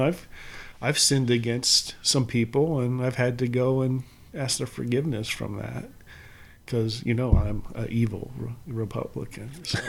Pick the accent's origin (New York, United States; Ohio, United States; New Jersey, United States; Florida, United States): Ohio, United States; moved away; I'm from Ohio.